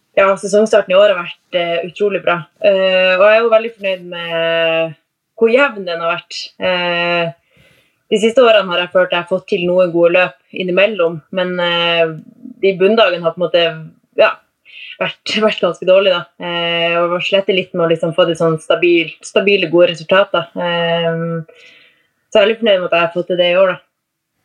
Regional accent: Tromsø, Troms, Norway; Jeg er jo fra Tromsø. Fra selve Tromsø Tromsøbya.

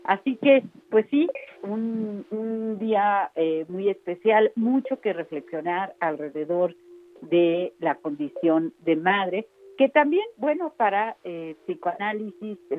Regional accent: Mexico; para nosotros como mexicanos honramos con mucha intensidad a nuestras madres

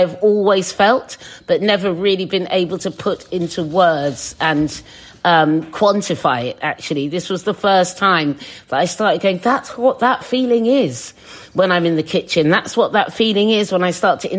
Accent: Suffolk, East of England, United Kingdom; now in London, United Kingdom; when I was a kid, because I was in Suffolk

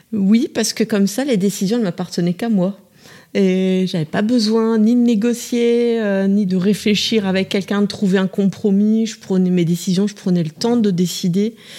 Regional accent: Bourges, Centre-Val de Loire, France; je suis originaire de Bourges

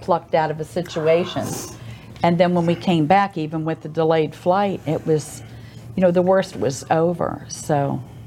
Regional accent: United States; now in Oldsmar, United States; I'm from the Maryland, Washington D.C. area in Virginia, and I get to see my family

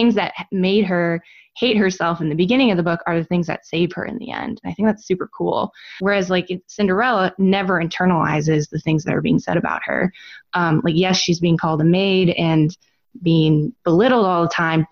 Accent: Chicago, Illinois, United States; moved away as an adult; we grew up in Chicago

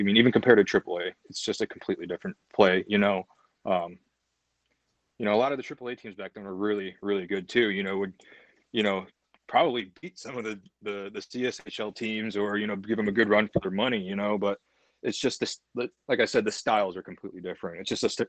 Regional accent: Toledo, Ohio, United States; it's Toledo, and I grew up playing in Toledo

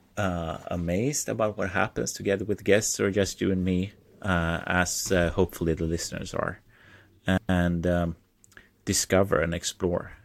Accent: Sweden; I am from Sweden. I live two hours south of Stockholm.

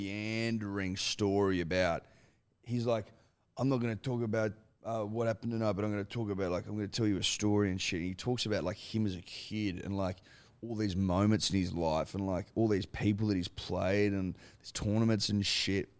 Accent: Australia; as an Australian

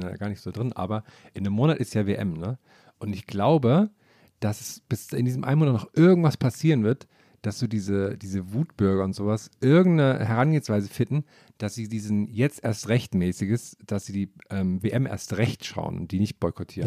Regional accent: eastern Germany, Germany; Zumindest bei uns im Osten

